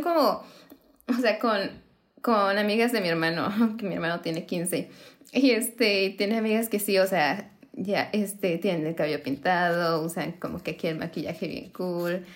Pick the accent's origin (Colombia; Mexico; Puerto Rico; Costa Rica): Mexico; somos mexicanas